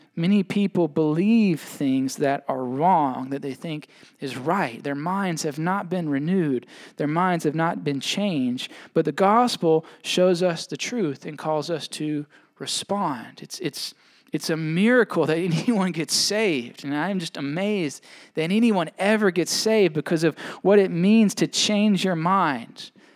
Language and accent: English; United States